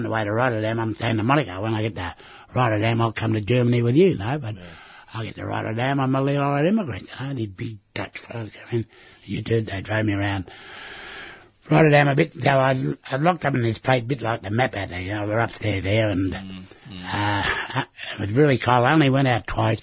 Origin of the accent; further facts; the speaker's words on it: Australia; I said, Australia